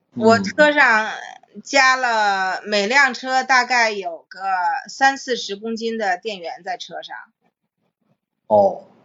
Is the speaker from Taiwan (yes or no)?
no; Beijing, China; 咱们北京人